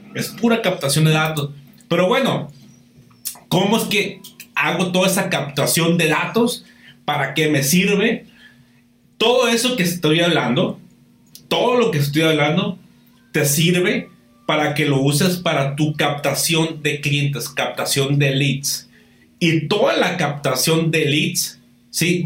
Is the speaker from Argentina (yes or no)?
no; Baja California, Mexico; aquí en Baja California, aquí donde, donde, de donde yo soy